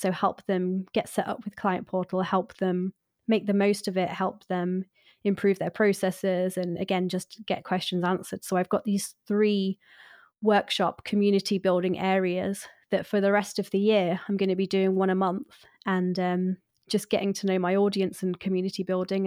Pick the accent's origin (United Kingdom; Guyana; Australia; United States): United Kingdom; I'm too British